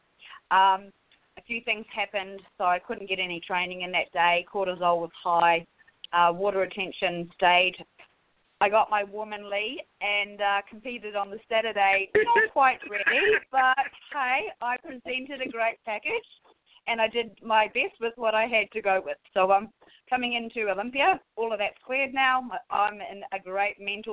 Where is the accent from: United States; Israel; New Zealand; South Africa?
New Zealand; now in Australia; I'm a Kiwi living in Australia